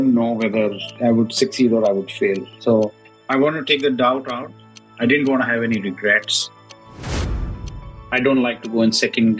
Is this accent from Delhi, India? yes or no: yes; New Delhi, Delhi, India; moved away as an adult; now in Singapore; I grew up in a city called New Delhi, which is the capital of India